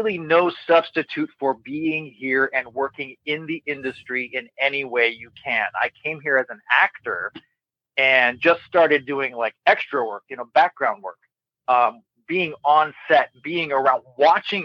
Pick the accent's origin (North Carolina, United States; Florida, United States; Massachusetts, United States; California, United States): California, United States; Monterey; moved away as an adult; my hometown of Monterey